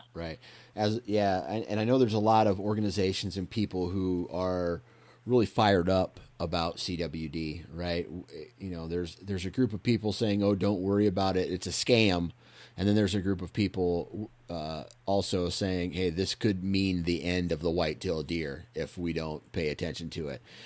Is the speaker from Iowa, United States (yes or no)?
yes; Iowa, United States; I grew up in Iowa